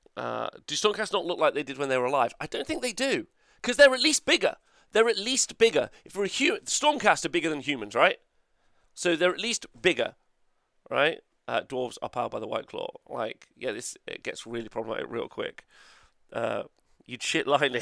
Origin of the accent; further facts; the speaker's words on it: Nottingham, East Midlands, United Kingdom; I'm from United Kingdom. Okay, easy peasy, right? Unfortunately, not Europe. Uh, and then Nottingham